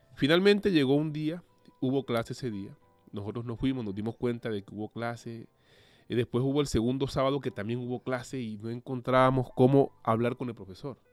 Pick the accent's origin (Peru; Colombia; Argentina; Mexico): Colombia; Cartagena, Bolívar; moved away as an adult; now in Bilbao, Spain; soy de Colombia, específicamente de la ciudad Cartagena de Indias, una ciudad pues costera